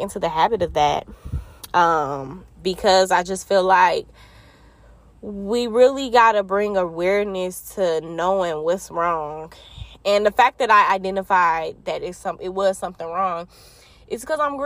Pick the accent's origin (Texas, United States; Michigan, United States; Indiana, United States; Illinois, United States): Michigan, United States; Detroit; I'm from Detroit, Michigan